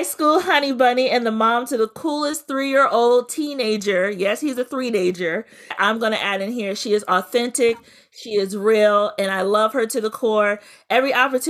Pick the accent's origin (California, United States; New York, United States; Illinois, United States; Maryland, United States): Maryland, United States; Prince George's County; to be from Prince George's County